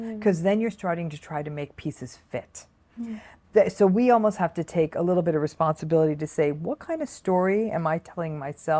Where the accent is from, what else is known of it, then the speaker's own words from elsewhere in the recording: Michigan, United States; I have my own business. I grew up in Michigan, whatever.